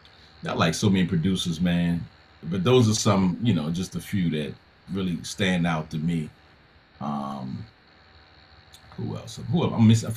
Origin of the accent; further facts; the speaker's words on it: East Coast, United States; I'm from the East Coast.